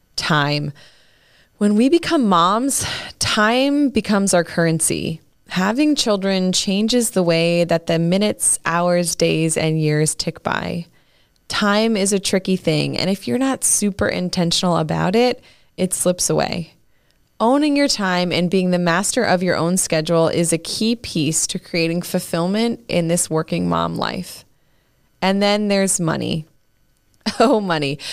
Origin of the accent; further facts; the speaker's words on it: Maine, United States; now in Pennsylvania, United States; I was born and raised in Maine, although Pennsylvania is where I live today